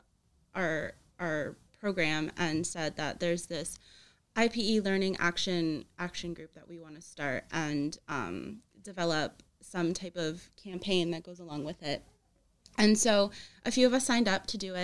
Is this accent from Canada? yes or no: yes; near Windsor, Ontario, Canada; moved away as an adult; now in Kingston, Canada; I'm from near Windsor